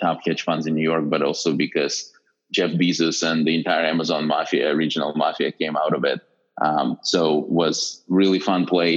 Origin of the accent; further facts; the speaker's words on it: Western Ukraine, Ukraine; moved away as an adult; now in United States; I grew up in a small town in Western Ukraine